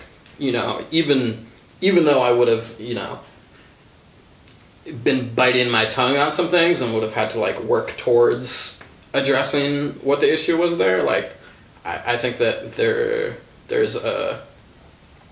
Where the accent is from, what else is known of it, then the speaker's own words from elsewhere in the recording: Shorewood, Wisconsin, United States; So I grew up in Shorewood. You know, when I moved there when I was 9, and you know, all throughout high school.